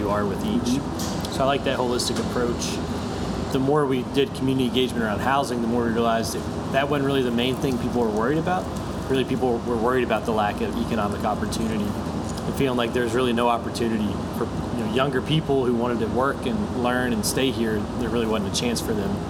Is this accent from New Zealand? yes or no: no; West Virginia, United States; I was born and raised in West Virginia.